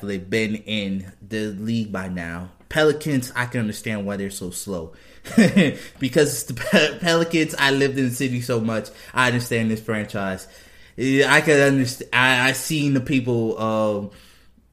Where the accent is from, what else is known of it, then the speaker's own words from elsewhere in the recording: New Orleans, Louisiana, United States; moved away; also born or lived in Houston, Texas; New Orleans is my hometown. Houston is the place I used to live